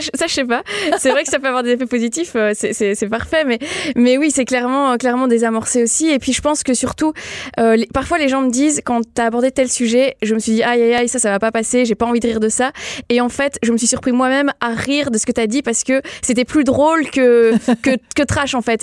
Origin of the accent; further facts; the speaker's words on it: Belgium; je suis belge à la base